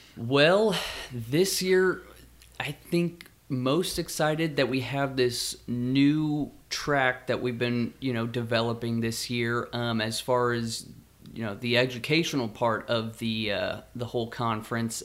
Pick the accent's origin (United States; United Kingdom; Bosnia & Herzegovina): United States; Kansas; Growing up in Kansas